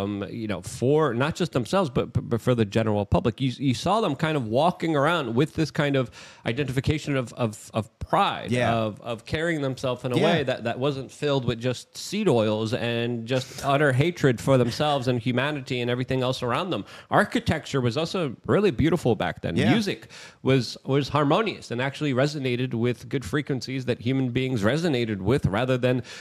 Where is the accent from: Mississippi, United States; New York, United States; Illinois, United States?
New York, United States; New York City; I grew up in New York City